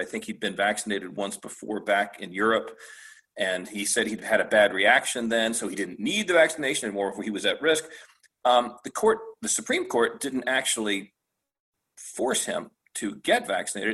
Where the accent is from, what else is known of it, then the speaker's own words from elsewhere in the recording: Michigan, United States; moved away as an adult; now in Florida, United States; I worked for a, a large private firm in my home state of Michigan.